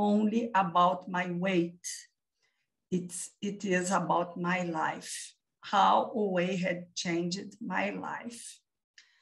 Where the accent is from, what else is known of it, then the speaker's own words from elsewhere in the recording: Brazil; I live and I am from Brazil.